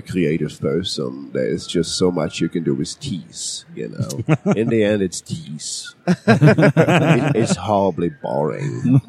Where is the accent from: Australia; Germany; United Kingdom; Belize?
Germany; English is a second language; now in United States; I was born in Germany and lived there for quite some time. That gives you the funky accent.